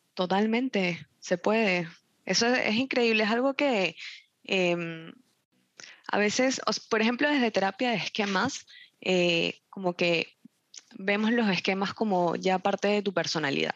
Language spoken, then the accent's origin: Spanish; Venezuela; moved away; yo soy de Venezuela y, y, en Venezuela el clima donde yo este, vivía era tropical